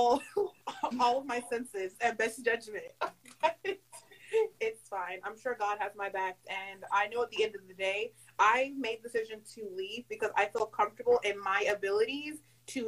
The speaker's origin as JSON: {"language": "English", "town": "Charleston", "region": "South Carolina", "country": "United States", "said": "I am from Charleston, South Carolina"}